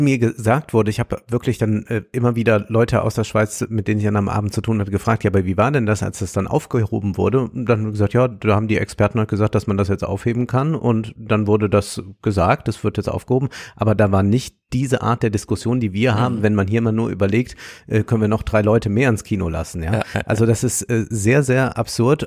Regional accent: Germany; für mich als Deutscher

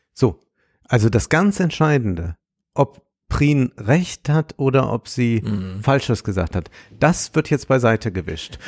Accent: Germany; für mich als Deutscher

